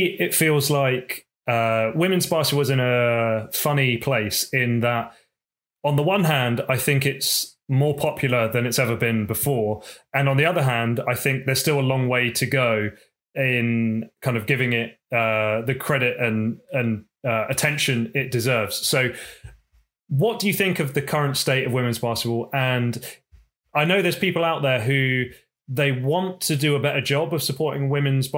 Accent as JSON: {"language": "English", "country": "United Kingdom", "said": "as a British person."}